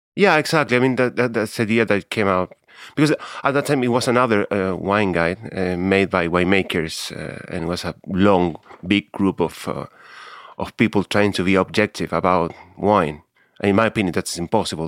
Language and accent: English; Santiago, Santiago Metropolitan Region, Chile; English is a second language; I was born in Santiago in nineteen sixty-eight